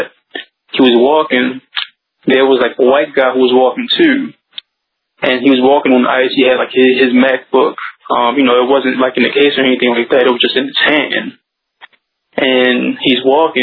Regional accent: Baltimore, Maryland, United States; I'm from Baltimore

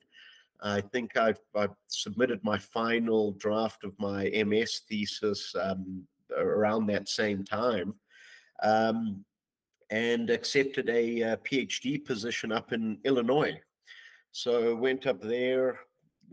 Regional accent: Zimbabwe; moved away as an adult; also born or lived in Johannesburg, South Africa; now in Texas, United States; I was born and raised in Zimbabwe in Southern Africa.

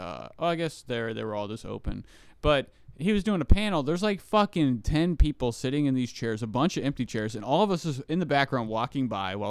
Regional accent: Kentucky, United States; I grew up in Kentucky.

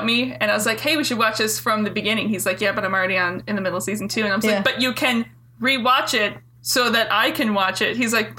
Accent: Minnesota, United States; this is from where I grew up in Minnesota.

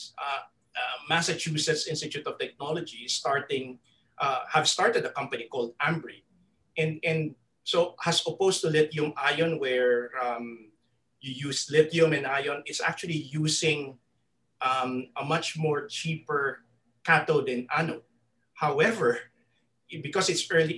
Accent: Philippines; me as a Filipino

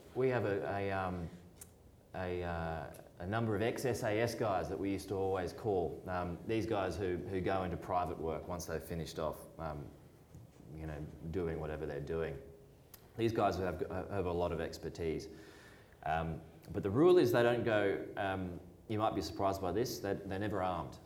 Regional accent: Australia; where are you from? And I said, Australia.

